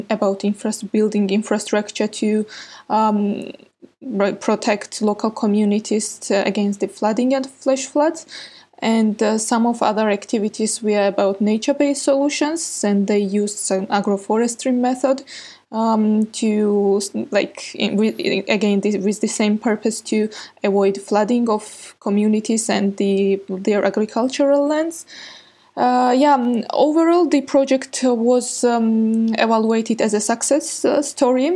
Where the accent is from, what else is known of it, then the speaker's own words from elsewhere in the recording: Georgia; I'm from Georgia.